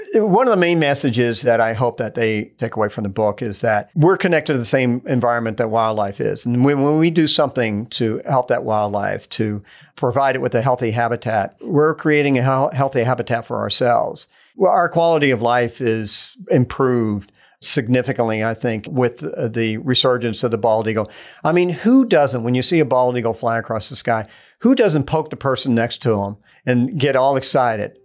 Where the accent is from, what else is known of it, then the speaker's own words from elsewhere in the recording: Tampa Bay area, Florida, United States; I grew up in Florida, in the Tampa Bay area